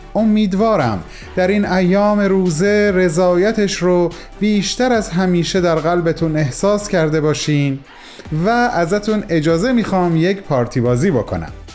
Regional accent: Iran; first language Persian; moved away; کسانی که مثل من دور از ایران زندگی میکنن

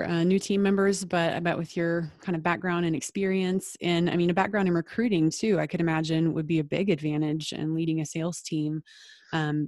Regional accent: Dallas, Texas, United States; I'm from Dallas

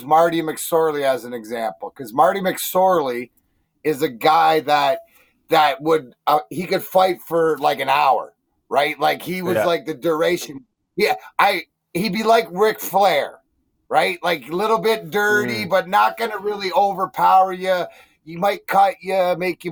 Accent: Ontario, Canada; I'm from Ontario.

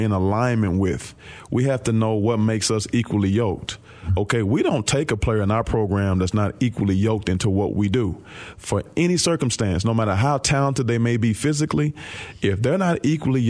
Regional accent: Sikeston, Missouri, United States; I grew up in the Boot Hill of Missouri

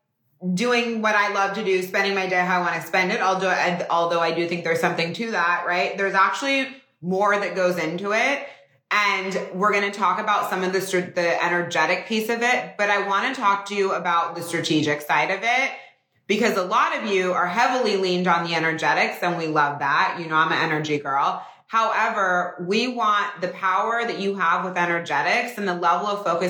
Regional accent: Northern California, United States; moved away; I'm from Northern California. It's so nice. I like still go home to the house that I grew up in.

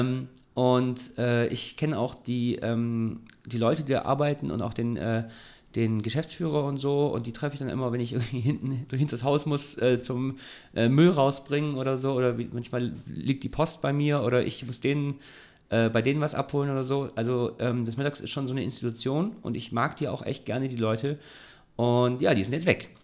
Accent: Ulm, Baden-Württemberg, Germany; now in Heidelberg, Germany; Ich bin in Ulm groß geworden

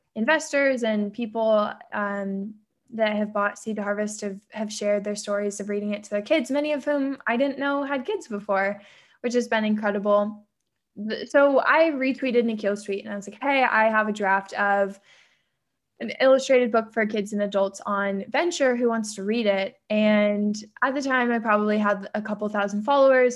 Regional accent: San Diego, California, United States; I grew up in San Diego

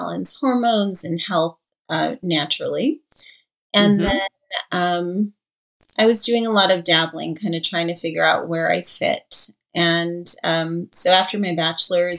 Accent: Los Angeles, California, United States; So I grew up in LA. I'm actually a Los Angeles native

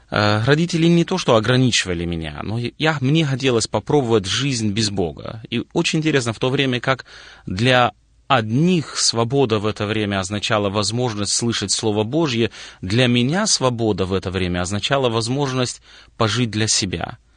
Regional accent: Moldova; born there; родился в Молдове, как и большинство людей советского периода прошлого родился в стране, которая на то время была достаточно закрытой, но семья у нас была христианская.

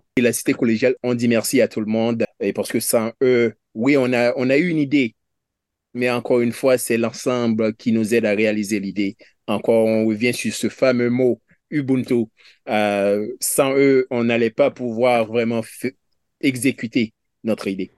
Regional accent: Haiti; now in Canada; je suis haïtien

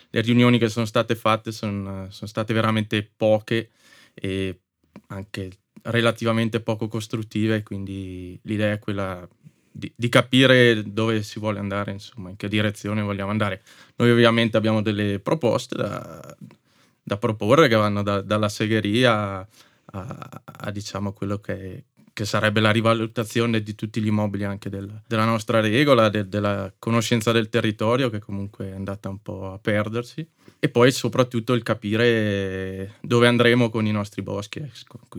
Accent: Ziano, Trentino-Alto Adige, Italy; also born or lived in Moena; di Ziano, in realtà per metà sono di Moena.

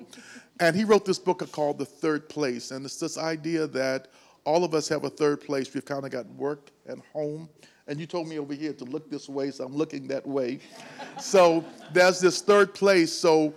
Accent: Chicago, Illinois, United States; I came here from Chicago. I can't believe how many years ago that it was.

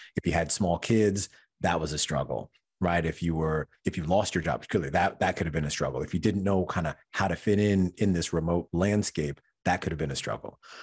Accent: Michigan, United States; moved away as an adult; now in New York, United States; I'm originally from Michigan.

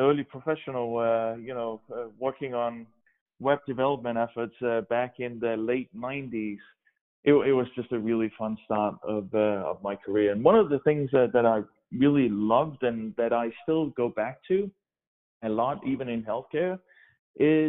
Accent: Denmark; English is a second language; moved away as an adult; also born or lived in Oregon; now in United States; I grew up in Denmark and spent my first 25 years, I guess, in Denmark

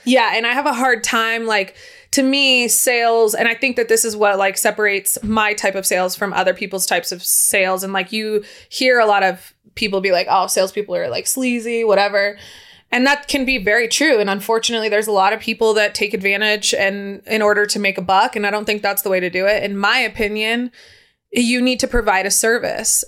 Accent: San Diego, California, United States; moved away; also born or lived in Incline Village / Lake Tahoe; I was from San Diego

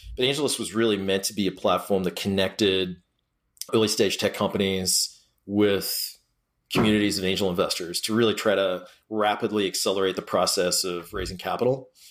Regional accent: Australia; moved away; I grew up in Australia

